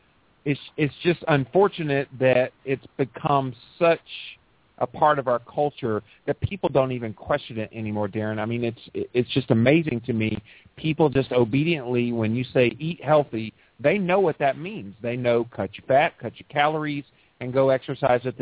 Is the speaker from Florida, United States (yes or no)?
yes; Pensacola, Florida, United States; moved away; I grew up in Pensacola